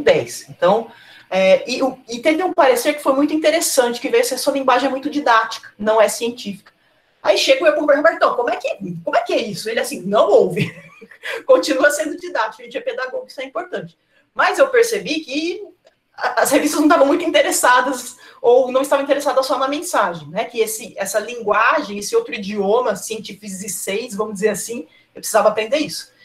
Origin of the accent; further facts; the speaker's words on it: Cosmópolis, São Paulo, Brazil; Eu sou de Cosmópolis